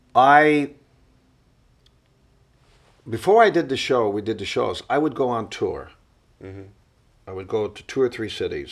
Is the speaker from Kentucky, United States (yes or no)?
no; Cleveland, Ohio, United States; born or raised there; moved away